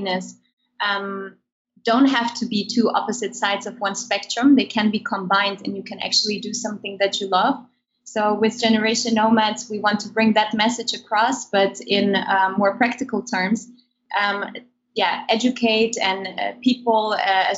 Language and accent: English; Germany; moved away as an adult; also born or lived in Kazakhstan; now in Netherlands; I was born in Kazakhstan. And I have moved with my family to Germany when I was a child. So I grew up most of my life in Germany